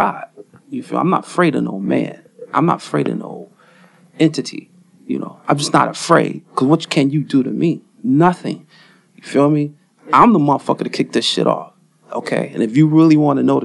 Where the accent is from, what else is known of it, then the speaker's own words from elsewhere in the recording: Detroit, Michigan, United States; I was born on Grand River at an all-black hospital back in the day. So I'm from Detroit